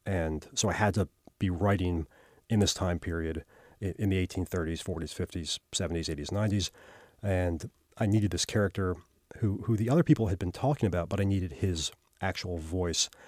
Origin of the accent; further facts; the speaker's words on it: Baltimore, Maryland, United States; moved away as an adult; also born or lived in New York; now in Texas, United States; I grew up in Baltimore